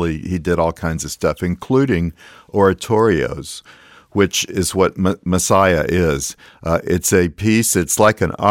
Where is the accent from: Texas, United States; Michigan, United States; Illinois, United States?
Texas, United States; Alice; I'm a Texan, seventh generation Texan, and I grew up in South Texas, in Alice, the town that I grew up in.